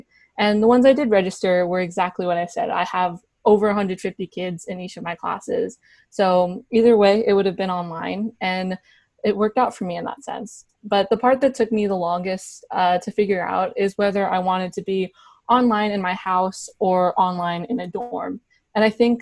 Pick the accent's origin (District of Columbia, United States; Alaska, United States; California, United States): California, United States; Bay Area; I was born and raised in the Bay Area